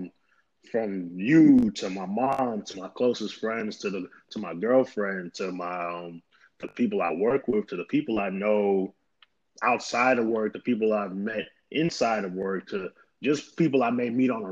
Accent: New York, United States; I was born and raised in New York

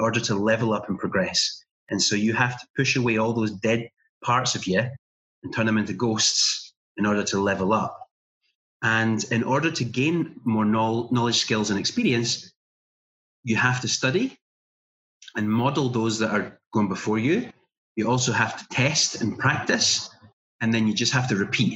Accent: little town in Scotland, United Kingdom; There was some telesales jobs going on in our town that I could apply for

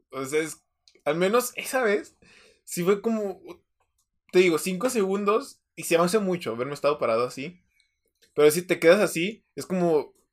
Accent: Mexico

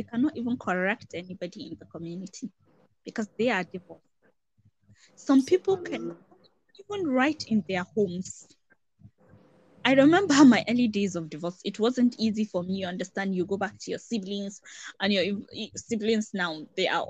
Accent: Northern Nigeria, Nigeria; I come from Northern Nigeria

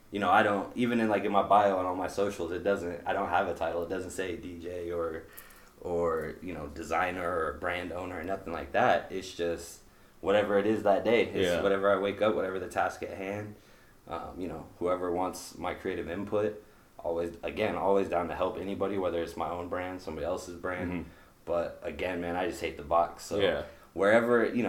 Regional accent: Des Moines, Iowa, United States; South side of Des Moines. Born and raised here

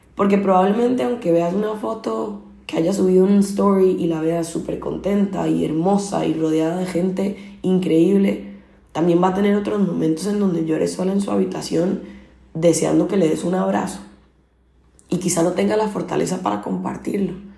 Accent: Costa Rica; moved away as an adult; now in Barcelona, Spain; soy originalmente de Costa Rica, llevo ocho años viviendo en Barcelona

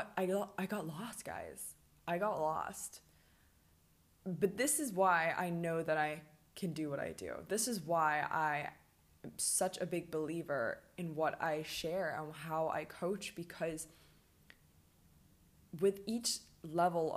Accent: Hong Kong; also born or lived in Birmingham, United Kingdom; now in Mexico; I grew up in Hong Kong on an island and I was by the water my whole life.

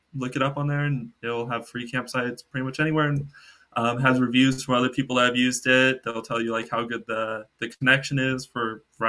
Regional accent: Dallas, Texas, United States; now in Canada; I'm originally from Dallas

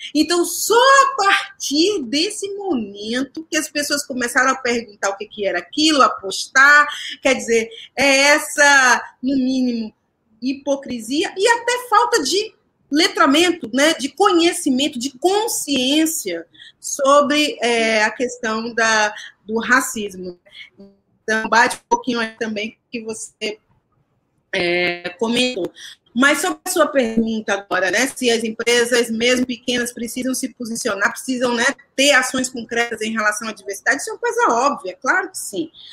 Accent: Salvador, Bahia, Brazil; moved away as an adult; also born or lived in São Paulo; nasci em Salvador, né? E a minha vida artística começa em Salvador. Então, eu comecei a fazer teatro lá há 22 anos.

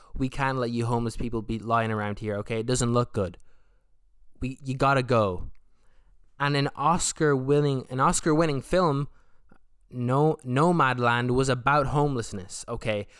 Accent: Ireland; I'm from Ireland, I'm from the South

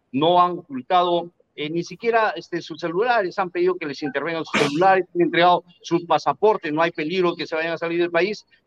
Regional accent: Peru; No, yo soy peruano.

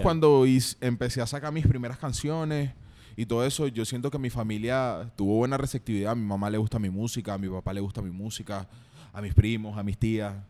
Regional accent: San Joaquín, Carabobo, Venezuela; also born or lived in Guacara; now in Medellín, Colombia; soy de Venezuela, de San Joaquín, Estado Carabobo, nací en Guacara

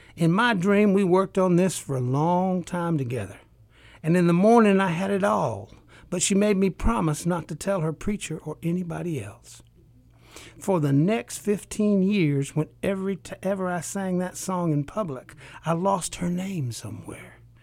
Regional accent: Appalachia, United States; coming from an oral culture. I'm from Appalachia

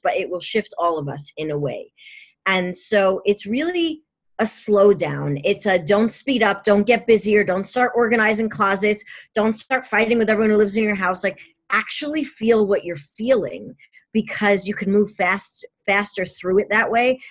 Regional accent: New York, United States; I'm a New Yorker

